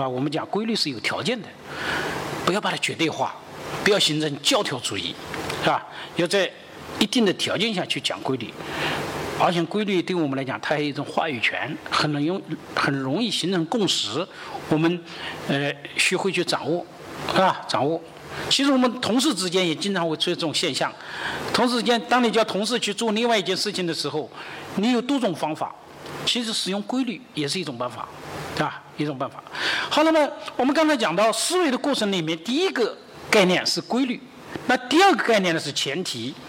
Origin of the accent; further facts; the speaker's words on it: China; 我们中国人呢，往往是实用主义的。